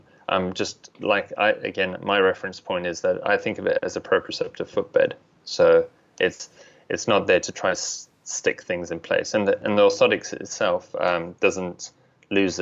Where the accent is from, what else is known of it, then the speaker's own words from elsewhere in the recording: South Africa; moved away; I'm originally from South Africa